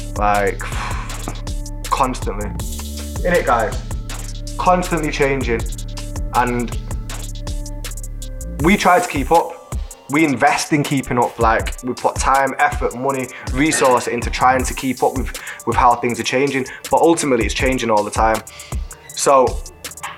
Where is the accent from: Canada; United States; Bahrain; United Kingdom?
United Kingdom; Manchester, North West England; we're from South Manchester